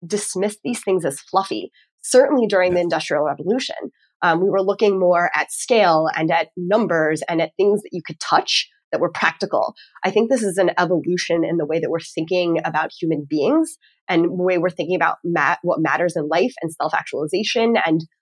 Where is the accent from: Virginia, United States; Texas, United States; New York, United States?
Texas, United States; also born or lived in Northeast United States; now in Northeast, United States; I'm from Texas originally